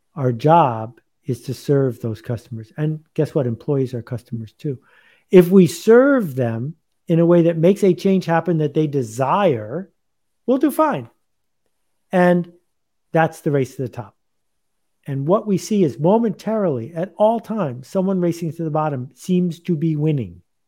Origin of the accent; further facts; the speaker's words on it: Buffalo, New York, United States; I grew up in Buffalo, badly playing ice hockey.